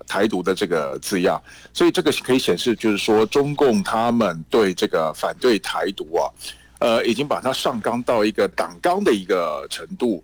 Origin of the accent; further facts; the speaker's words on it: Taiwan; now in Beijing, China; 我们台湾这边呢，坚定好自己的立场